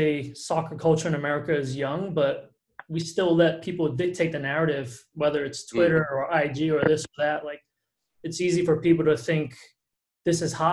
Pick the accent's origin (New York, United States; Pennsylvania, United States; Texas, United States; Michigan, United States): New York, United States; New York City; moved away as an adult; now in Napa, United States; as an Asian American growing up in the Bronx